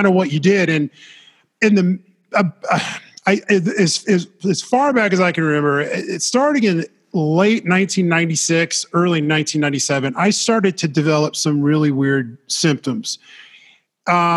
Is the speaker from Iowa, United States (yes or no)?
yes; Des Moines, Iowa, United States; moved away as an adult; I'm from Iowa, central Iowa, Des Moines area